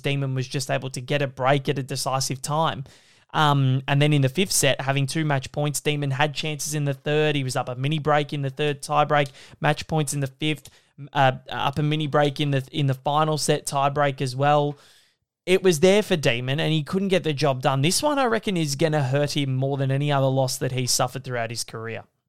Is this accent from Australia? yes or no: yes; Australia; as an Australian fan